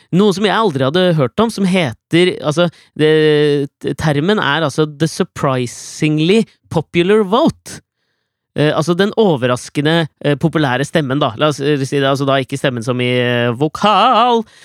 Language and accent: Norwegian; Norway; jeg er norsk